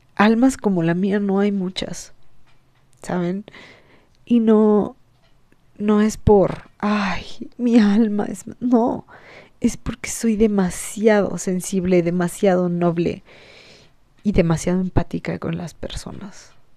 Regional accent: Mexico; los mexicanos somos burlones

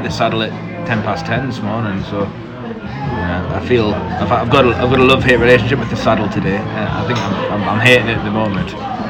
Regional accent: South Shields, North East England, United Kingdom; as a kid growing up in South Shields

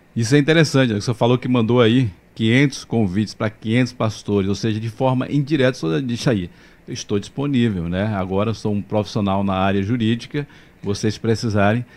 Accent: Mairi, Bahia, Brazil; eu sou de Mairi, Vaza da Roça

